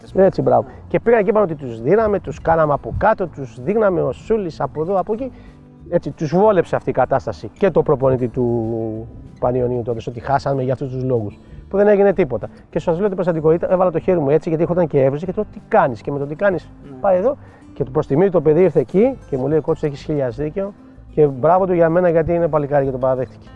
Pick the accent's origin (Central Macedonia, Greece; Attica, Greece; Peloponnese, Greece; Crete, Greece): Attica, Greece; Piraeus; Εγώ είμαι από το Πειραιά